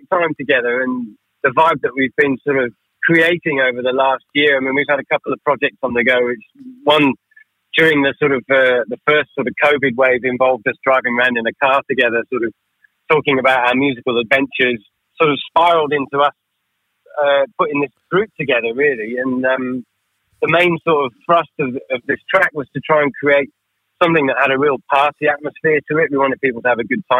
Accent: United Kingdom; Being a British person

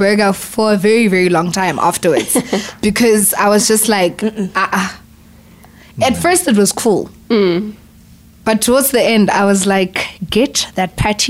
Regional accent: South Africa

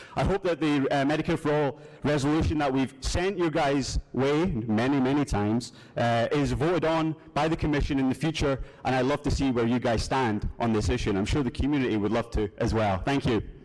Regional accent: Scotland, United Kingdom; accent: Scottish; moved away as an adult; now in Kalamazoo, United States; if you can kind of hear the accent here, I'm not from these parts, I'm actually Scottish. So I had the luxury of growing up under a universal healthcare system

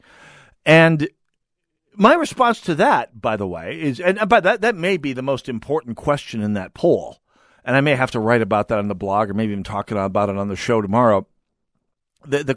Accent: North Dakota, United States; moved away; My hometown in the middle of North Dakota

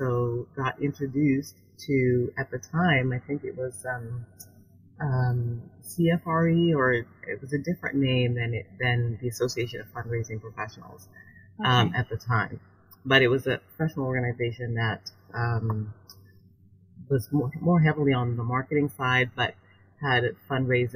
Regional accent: Canada; moved away as an adult; also born or lived in Vancouver, Canada / Toronto, Canada; now in Washington, D.C., United States; I'm from Canada.

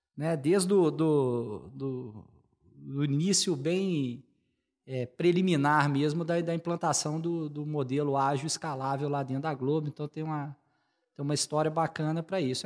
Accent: Belo Horizonte, Minas Gerais, Brazil; moved away as an adult; also born or lived in São José dos Campos / Rio de Janeiro; eu sou, sou mineiro, sou daqui de, de BH

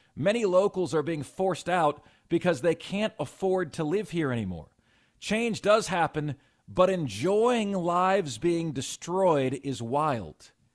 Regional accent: Lakeland, Florida, United States; now in Greenville, United States; my hometown of Lakeland, Florida, okay, went to high school there

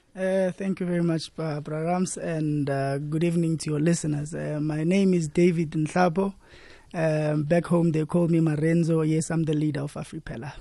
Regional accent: Merafong, Gauteng, South Africa; we are from Merafu and we, we are, we are, we are just kids, uh, from there, born and bred.

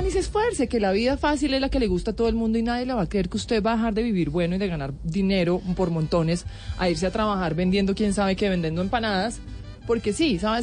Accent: Tolima, Colombia; yo sí soy tolimense

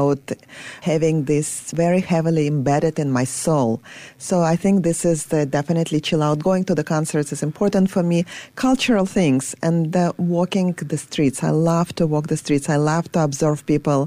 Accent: Saint Petersburg, Russia; moved away; I was born in Leningrad, in St. Petersburg now

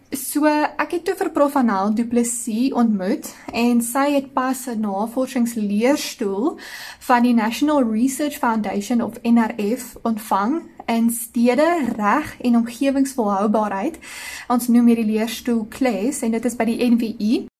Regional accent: Ceres, Western Cape, South Africa; ek het groot geword op die Desuitse onderontwikkelde kant van die spreekwoordelike treinspoor in Ceres.

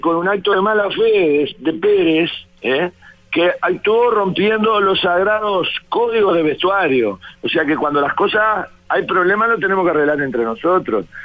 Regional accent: Florida, Uruguay; de mi pueblo, de Florida

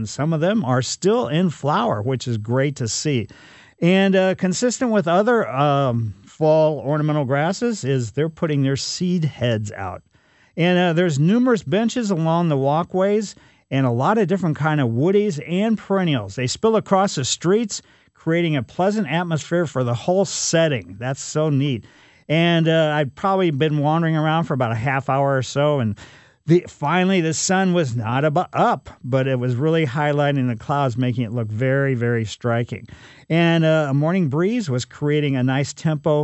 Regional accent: Ellisville, United States; Growing up in Ellisville, it was kind of totally wild and crazy, but my grandmother lived right

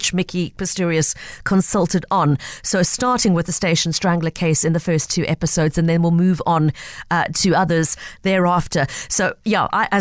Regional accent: South Africa; as a South African

